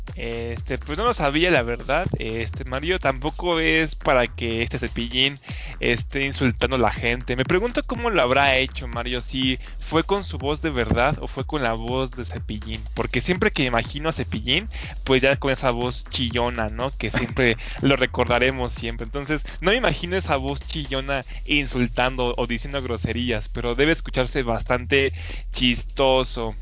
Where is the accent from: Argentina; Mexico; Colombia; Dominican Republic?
Mexico; los mismos mexicanos